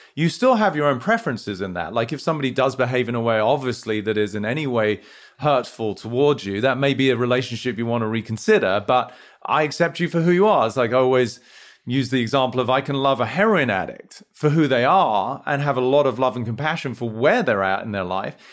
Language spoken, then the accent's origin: English; United Kingdom; moved away as an adult; now in United States; as domicile Brit, you know, we were brought up in a sort of relatively reserved way